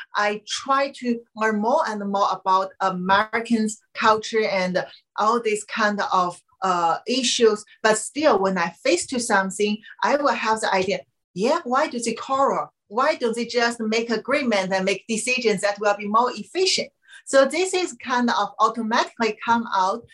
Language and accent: English; Qingdao, Shandong, China; moved away; my hometown Qingdao, Shandong